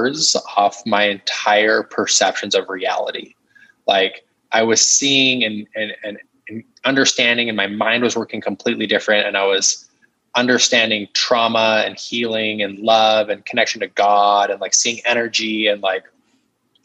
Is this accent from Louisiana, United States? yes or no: no; Utah, United States; growing up in Utah, Mormon, conservative